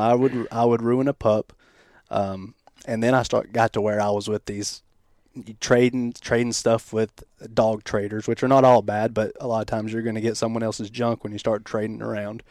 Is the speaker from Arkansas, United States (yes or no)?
no; Athens, Tennessee, United States; moved away as an adult; now in Michigan, United States; I'm from Southeast Tennessee, a little town called Athens